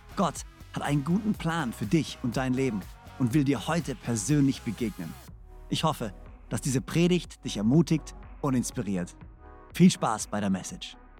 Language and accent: German; Switzerland; accent: Swiss German; first language Swiss German; German is a second language; moved away as an adult; now in Konstanz, Germany; Ich bin ein Schweizer, der versucht, Hochdeutsch zu sprechen.